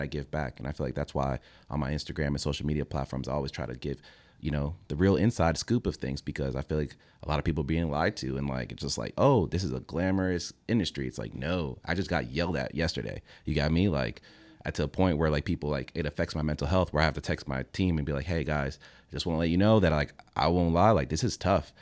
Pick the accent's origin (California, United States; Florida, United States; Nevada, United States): Florida, United States; Fort Lauderdale; also born or lived in Venezuela; I was raised in Fort Lauderdale.